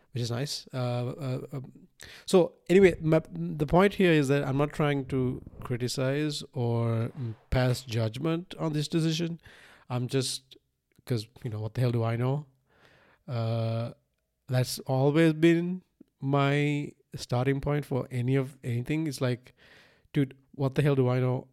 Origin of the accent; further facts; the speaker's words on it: Sri Lanka; moved away; I was born in Sri Lanka in nineteen ninety-one